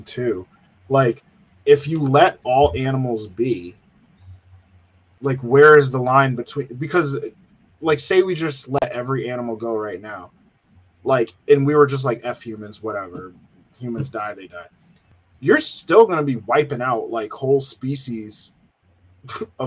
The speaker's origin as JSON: {"language": "English", "region": "Connecticut", "country": "United States", "moved": "yes", "said": "I came from Connecticut. So I came from a New England, very liberal area where people did not hunt."}